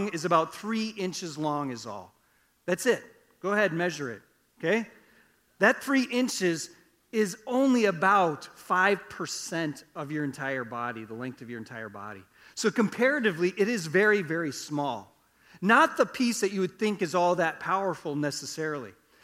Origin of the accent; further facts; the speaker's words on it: Iowa, United States; I grew up in Iowa. We didn't farm, but I grew up on a farm